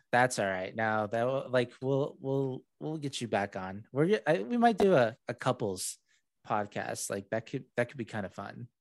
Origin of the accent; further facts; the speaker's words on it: Saudi Arabia; first language English; moved away; I was raised in Saudi Arabia, born there